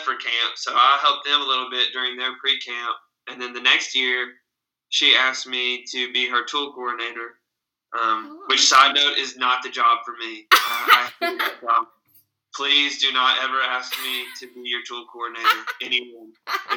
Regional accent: Camden, Arkansas, United States; I'm very proud to be a member of that church and have grown up in Camden.

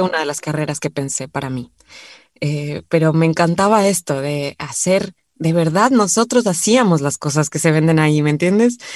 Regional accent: Quito, Pichincha, Ecuador; moved away as an adult; also born or lived in Cumbayá / Argentina; Yo nací en Quito, vivíamos en, en, el centro de Quito

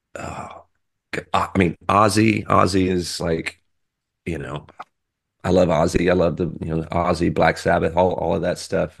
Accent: Texas, United States; I'm from Texas

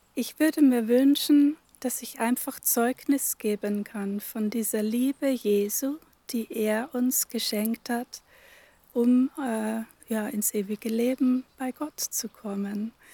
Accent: Upper Palatinate, Bavaria, Germany; moved away as an adult; also born or lived in Northern Germany; now in Velburg, Germany; Ich bin aus der Oberpfalz, gebürtige Oberpfälzerin, habe da aber nur die ersten 20 Jahre meines Lebens verbracht

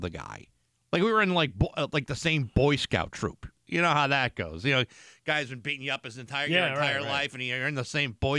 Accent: Rehoboth, Massachusetts, United States; also born or lived in Attleboro, Massachusetts; when we moved when I was a kid from Attleboro to Rehoboth, I was in second grade

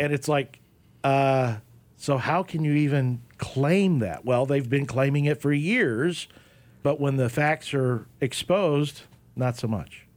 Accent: Oklahoma, United States; myself growing up in Oklahoma

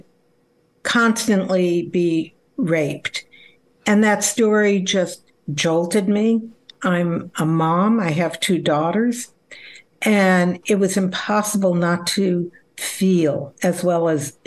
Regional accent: Los Angeles, California, United States; also born or lived in Berkeley, California / Delaware; I was born in Los Angeles. I went through the public school system

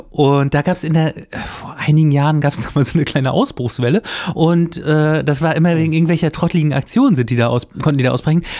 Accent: Bützow, Mecklenburg-Vorpommern, Germany; Ich komme ja aus Bützow, ne?

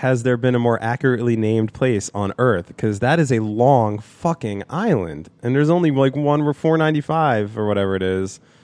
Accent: New Jersey, United States; also born or lived in New York; I was born in New Jersey, then I lived in New York, and then I came back to New Jersey, but all by the time I was three

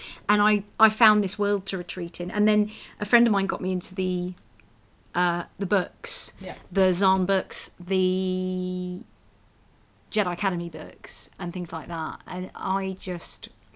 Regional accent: London, United Kingdom; I grew up in London

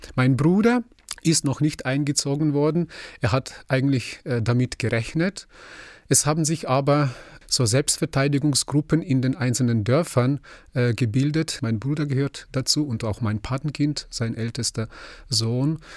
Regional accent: Ukraine; now in Germany; als Ukrainer

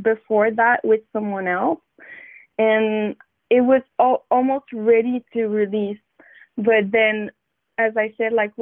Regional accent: Montreal, Quebec, Canada; I'm from Wendat Nation, from Montreal

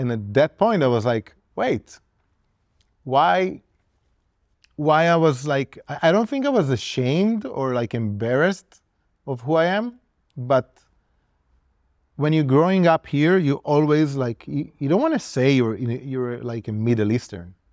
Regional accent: Israel; when I started tattooing as a kid growing up in Israel

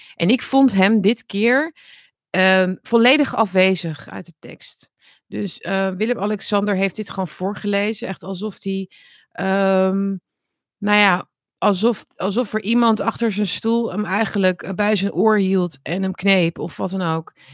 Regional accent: Netherlands; Nederland, ons land

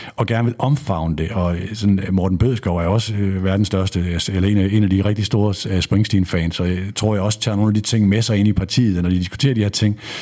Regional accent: North Jutland, North Denmark Region, Denmark; jeg er fra Nordjylland

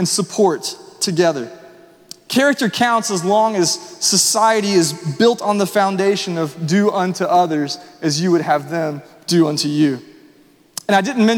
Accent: Nashville, Tennessee, United States; We were growing up in Nashville, of course, I attended Vandy games

